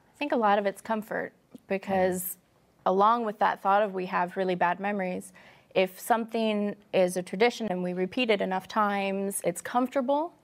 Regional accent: Midwest, United States; I'm a Midwesterner

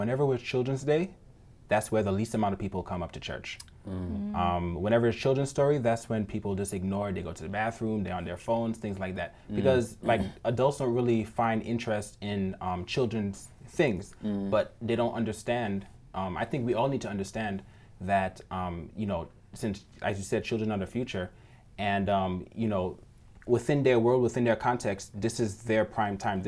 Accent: New York City, New York, United States; moved away; I am from Brooklyn, New York

